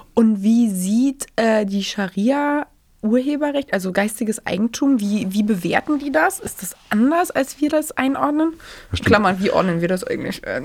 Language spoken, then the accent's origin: German; Germany; bei uns in Deutschland